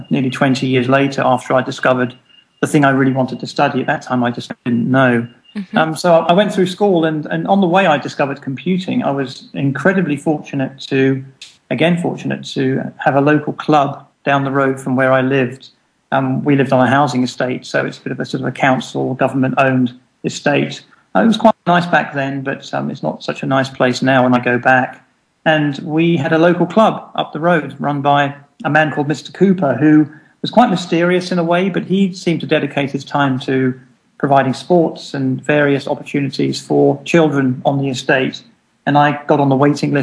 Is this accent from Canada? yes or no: no; Jersey; moved away; also born or lived in England; I was born in Jersey, in the Channel Islands